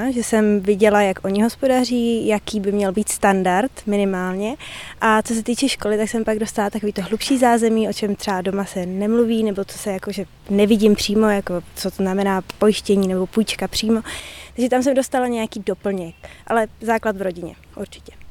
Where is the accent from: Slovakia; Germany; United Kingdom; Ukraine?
Germany; Je mi 30 let a myslím, že eh, jsem ze Německu a musím myslet na moje budoucnost